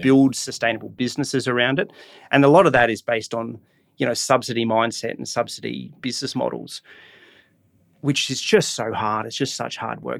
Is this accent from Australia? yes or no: yes; Brisbane, Queensland, Australia; growing up in Brisbane, my, my, um, you know, I don't come from an artistic background, but I was involved in sport as a, as a kid